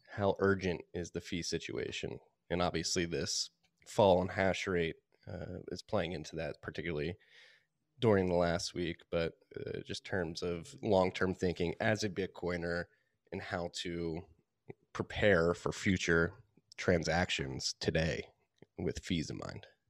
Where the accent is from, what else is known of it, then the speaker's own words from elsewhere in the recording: Philadelphia, Pennsylvania, United States; moved away; also born or lived in New York / South Carolina / Austin, Texas; having been born and raised in Philadelphia.